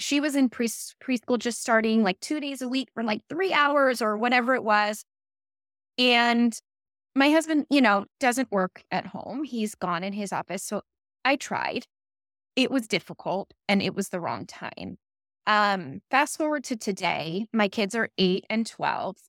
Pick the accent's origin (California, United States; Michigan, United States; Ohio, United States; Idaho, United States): California, United States; Calabasas; also born or lived in Woodland Hills / East Coast; I grew up in Calabasas